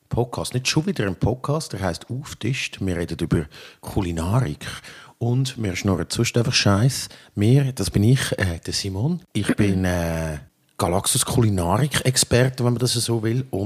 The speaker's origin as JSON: {"language": "German", "town": "Baden", "region": "Aargau", "country": "Switzerland", "tie": "born or raised there", "said": "Ich bin von Baden, ich bin in Baden aufgewachsen und dort ist Fasnacht leider noch das Ding."}